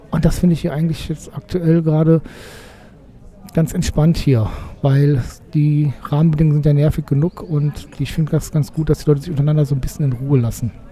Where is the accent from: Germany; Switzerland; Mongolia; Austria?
Germany; Cologne, North Rhine-Westphalia; bin ja auch als Kölner eher ah, ich fremde ja immer mit Hamburg wieder, ne?